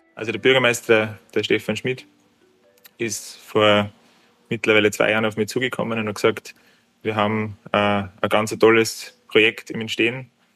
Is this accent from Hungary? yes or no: no; Obermarkersdorf, Lower Austria, Austria; also born or lived in Kitzbühel; Ich bin gebürtiger Obermackersdorfer, also ich bin einen Steinwurf weit entfernt vom heutigen Wirtshaus aufgewachsen